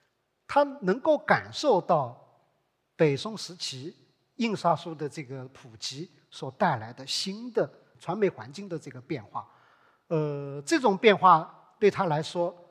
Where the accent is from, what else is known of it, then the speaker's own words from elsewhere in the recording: Hangzhou, Zhejiang, China; 这个特质，我们在另外一个案件里面也可以看到，这是可能我们杭州人更熟悉的一个案件——岳飞刺史案。